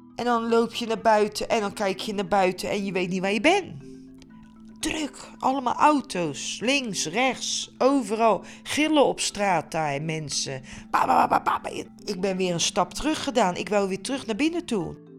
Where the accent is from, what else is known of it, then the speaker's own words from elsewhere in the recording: Netherlands; ik als Nederlandse vrouw